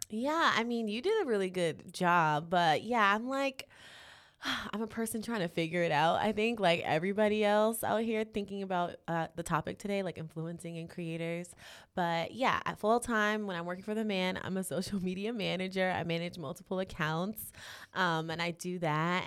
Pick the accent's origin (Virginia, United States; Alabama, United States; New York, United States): New York, United States; New York City; moved away as an adult; now in Los Angeles, United States; I'm born and raised in Harlem